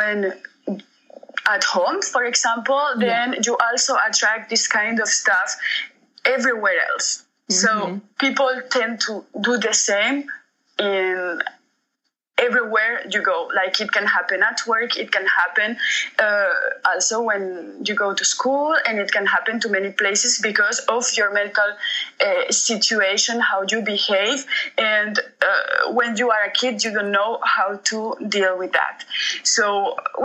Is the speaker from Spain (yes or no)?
yes; Spain; moved away as an adult; now in Montreux, Switzerland; I grew up in Spain. I have lived there for 20 years